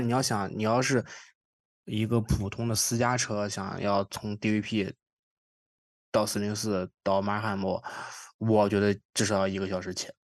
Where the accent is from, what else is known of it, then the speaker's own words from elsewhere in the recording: Qingdao, Shandong, China; now in Toronto, Canada; 我因为我是青岛人嘛，在青岛其实还好，因为青岛骑自行车的人比较少